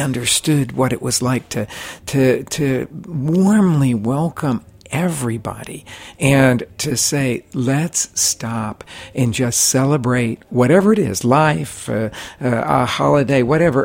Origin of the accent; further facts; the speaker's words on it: Oklahoma, United States; I grew up in Oklahoma, which is all about sports